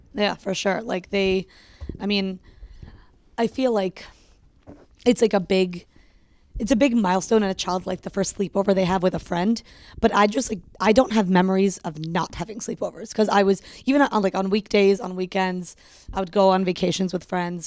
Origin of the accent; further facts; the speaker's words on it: Connecticut, United States; also born or lived in Rochester, New York / England / Pennsylvania; we moved to Connecticut when I was almost three